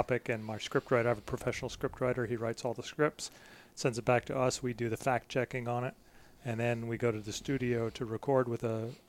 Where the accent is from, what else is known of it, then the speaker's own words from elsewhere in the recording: Philadelphia, Pennsylvania, United States; moved away as an adult; also born or lived in Scotland; I'm from Philadelphia originally